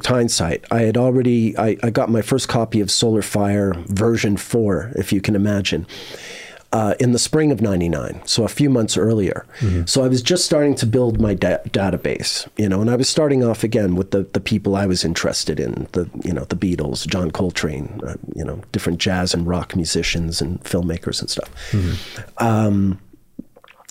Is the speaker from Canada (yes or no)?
yes; Canada; moved away as an adult; also born or lived in Montreal / Cumberland / England; I'm a Canadian living in Europe